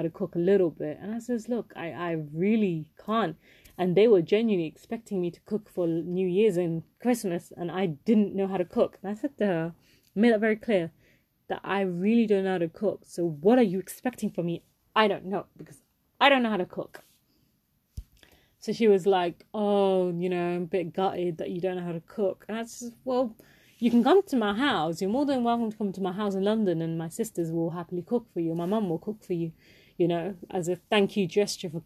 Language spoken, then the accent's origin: English; India; I am Indian